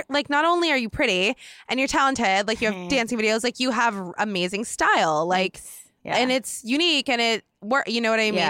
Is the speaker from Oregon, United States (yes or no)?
yes; Oregon, United States; now in Los Angeles, United States; I'm from Oregon